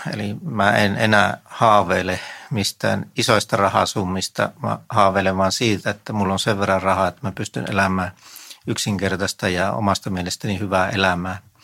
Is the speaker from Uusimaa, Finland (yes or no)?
no; Vieremä, North Savo, Finland; now in Helsinki, Finland; mä oon Viremmältä kotoisin